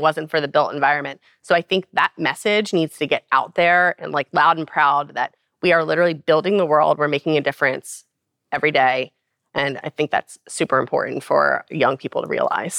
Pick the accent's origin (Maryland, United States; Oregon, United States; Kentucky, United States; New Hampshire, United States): Maryland, United States; Baltimore; I'm from Baltimore